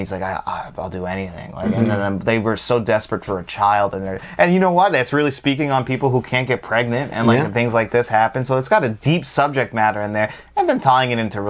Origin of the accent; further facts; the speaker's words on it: Long Island, New York, United States; We're from Long Island.